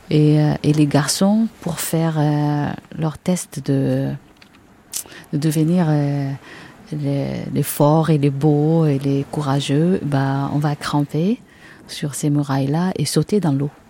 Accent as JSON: {"language": "French", "town": "Acre", "region": "Northern District", "country": "Israel", "tie": "born or raised there", "moved": "as an adult", "lives_now": "France", "said": "je suis née à Saint-Jean d'Acre. Et à l'époque, euh, on n'était pas loin de, la mer, on était dans la vieille ville"}